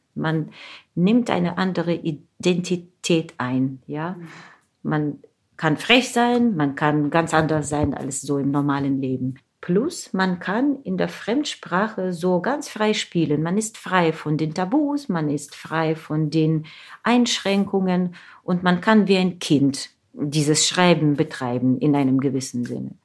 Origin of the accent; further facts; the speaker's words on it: Ukraine; German is a second language; moved away; dort in meiner Heimat